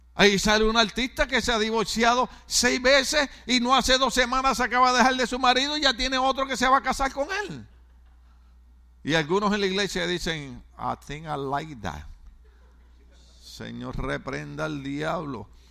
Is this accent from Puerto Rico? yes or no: yes; Puerto Rico; en mi país, Puerto Rico